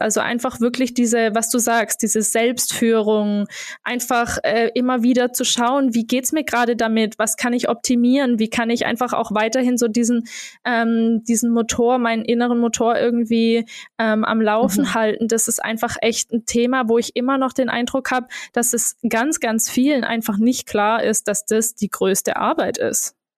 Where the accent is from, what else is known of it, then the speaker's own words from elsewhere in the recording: Germany; moved away as an adult; also born or lived in Berlin, Germany / Portugal; wieder so in meine Heimat zu kommen